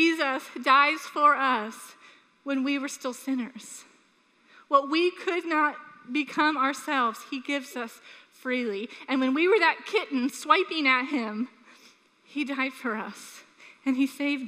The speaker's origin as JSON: {"language": "English", "town": "Sanford", "country": "United States", "tie": "born or raised there", "said": "we were raised in Sanford"}